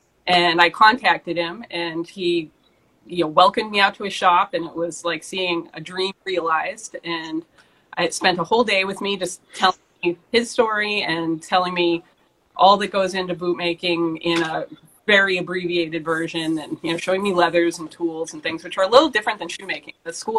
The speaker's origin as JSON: {"language": "English", "town": "Swampscott", "region": "Massachusetts", "country": "United States", "tie": "born or raised there", "also_born_or_lived": "France", "said": "I grew up in Swampscott, that's just north of Austin"}